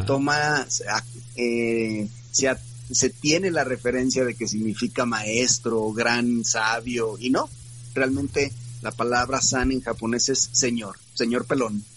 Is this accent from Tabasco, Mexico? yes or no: no; Guadalajara, Jalisco, Mexico; also born or lived in Mexico City; Yo radico aquí desde que tengo 3, cuatro años, nací en la Ciudad de México